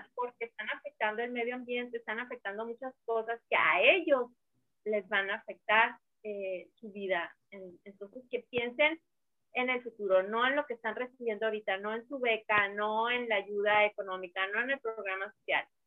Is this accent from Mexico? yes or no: yes; northern Mexico, Mexico; soy norteña